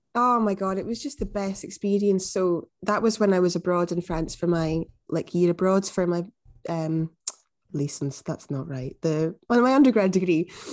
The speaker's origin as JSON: {"language": "English", "town": "Glasgow", "region": "Scotland", "country": "United Kingdom", "also_born_or_lived": "Newcastle", "said": "I'm from Glasgow, as you probably can hear"}